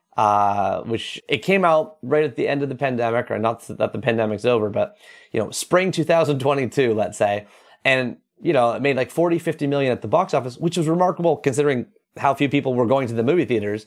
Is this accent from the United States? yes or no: no; Toronto, Ontario, Canada; I grew up reading in the Toronto Star